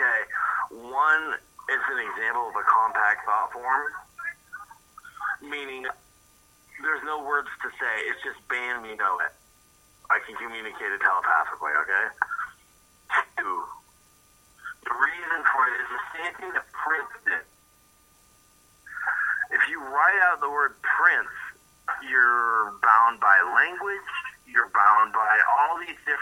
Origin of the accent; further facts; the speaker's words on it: Wales, United Kingdom; I'm Welsh